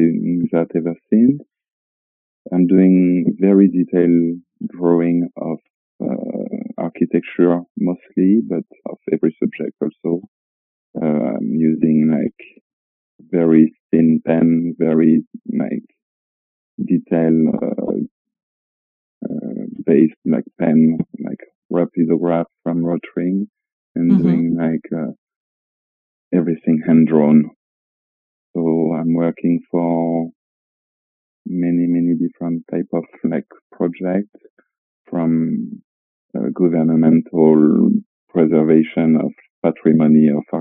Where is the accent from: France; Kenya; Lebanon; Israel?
France; Niort, Nouvelle-Aquitaine; English is a second language; moved away as an adult; also born or lived in Brittany / London; I'm from a small city called Niort, which is like on the west coast